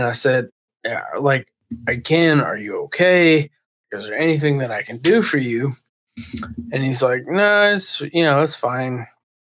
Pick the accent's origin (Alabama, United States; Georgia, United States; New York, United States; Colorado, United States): Georgia, United States; We're all from Georgia.